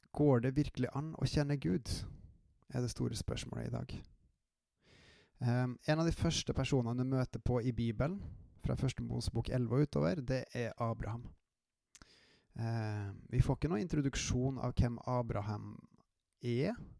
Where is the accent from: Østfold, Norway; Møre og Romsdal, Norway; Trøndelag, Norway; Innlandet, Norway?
Trøndelag, Norway; accent: trøndersk; also born or lived in Jæren / Klæbu; som dere kanskje hører av dialekta mi, så har jeg en hint av uh, trøndersk i meg